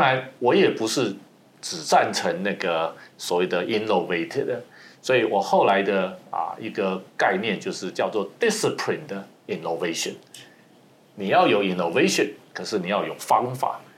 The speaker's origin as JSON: {"language": "Chinese", "country": "Taiwan", "also_born_or_lived": "United States", "moved": "as an adult", "said": "即使我是一个台湾人，在台湾念完大学，在美国做，念，后来念研究所到做事，再回到台湾"}